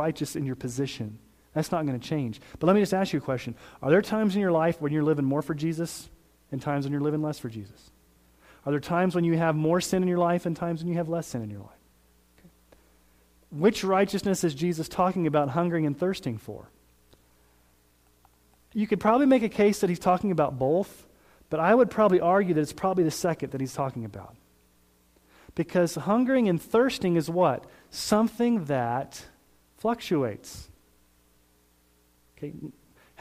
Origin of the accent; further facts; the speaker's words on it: Colorado Springs, Colorado, United States; now in Sterling, United States; I grew up in Colorado Springs.